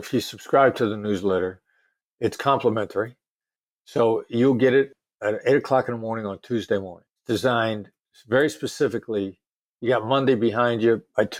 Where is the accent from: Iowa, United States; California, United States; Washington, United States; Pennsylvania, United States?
Iowa, United States; accent: New York; that I grew up in a small town in Iowa. You know, I know to everybody who are not New Yorkers, I sound like I'm a New Yorker.